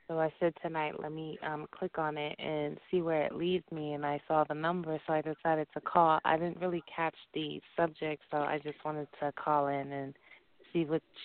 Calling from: Dallas, Texas, United States; I'm calling from Dallas.

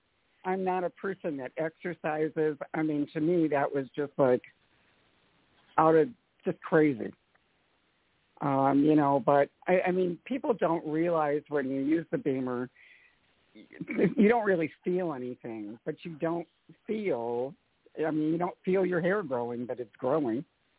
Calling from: Atlanta, Georgia, United States; I'm from Atlanta.

